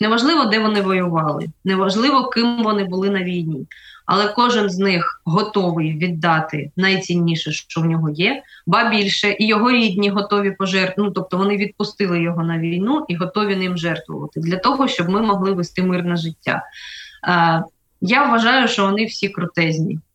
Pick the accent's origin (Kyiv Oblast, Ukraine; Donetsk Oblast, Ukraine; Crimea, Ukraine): Crimea, Ukraine; moved away; also born or lived in Tokmak, Zaporizhzhia Oblast / Melitopol; родом я з Криму, жила в Такмацькому районі, в Такмаку, але більше половини свого життя я прожила в Мелітополі.